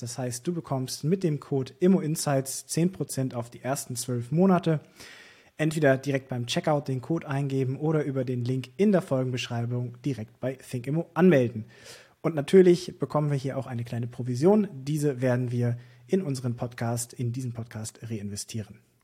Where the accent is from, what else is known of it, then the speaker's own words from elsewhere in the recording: Hamburg, Germany; als Hamburger